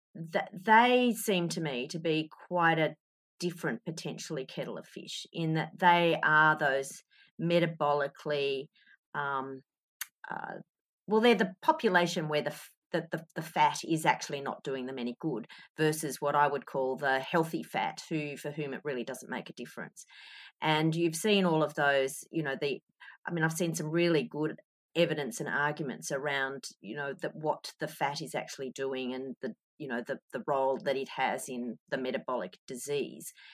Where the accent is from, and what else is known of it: Australia